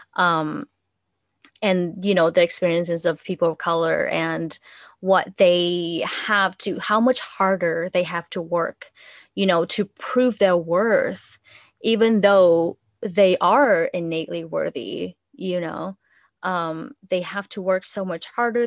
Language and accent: English; Vietnam; English is a second language; moved away as an adult; now in United States; I grew up in Vietnam and I spent, my I spent my first twenty-one years there.